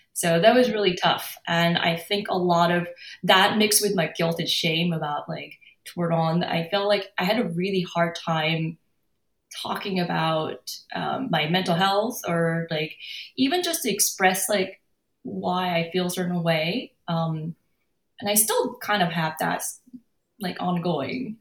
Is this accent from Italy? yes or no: no; South Korea; English is a second language; also born or lived in San Francisco, California, United States; now in Los Angeles, United States; my home country